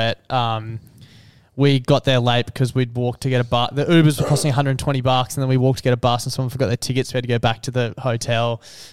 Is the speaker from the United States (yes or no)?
no; Queensland, Australia; we're from Queensland